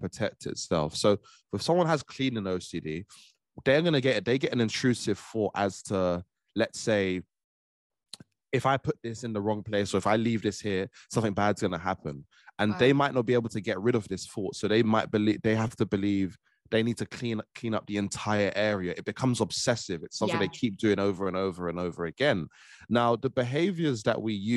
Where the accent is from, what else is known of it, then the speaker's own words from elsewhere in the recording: Trinidad & Tobago; I'm a young Black man, young Black Caribbean man. I'm from Trinidad